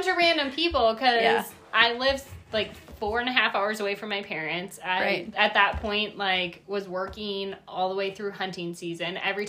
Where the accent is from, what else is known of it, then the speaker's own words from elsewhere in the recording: Wisconsin, United States; I'm from Wisconsin